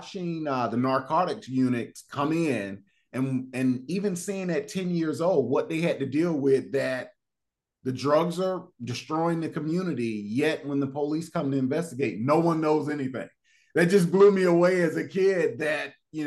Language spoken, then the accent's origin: English; Fort Lauderdale, Florida, United States; growing up in Fort Lauderdale, Florida